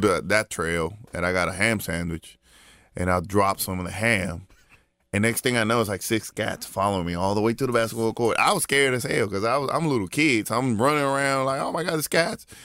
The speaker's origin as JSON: {"language": "English", "country": "Puerto Rico", "tie": "born or raised there", "said": "growing up in Puerto Rico"}